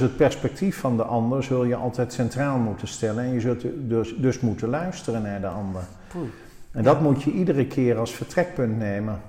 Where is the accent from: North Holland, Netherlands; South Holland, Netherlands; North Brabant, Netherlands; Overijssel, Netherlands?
North Brabant, Netherlands; Oosterhout; moved away; also born or lived in Breda; onze roots liggen in Oosterhout. Ik ben er al 40 jaar weg, maar ik ben er geboren en getogen